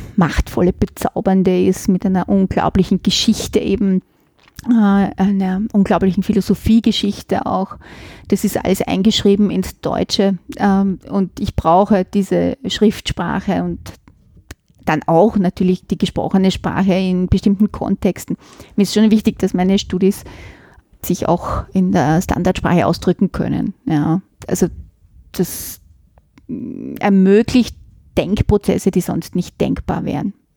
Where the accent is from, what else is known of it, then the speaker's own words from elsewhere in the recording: Vienna, Austria; accent: Viennese dialect; also born or lived in Florence, Italy / Switzerland; ich bin in einer Gärtnerei in Simmering aufgewachsen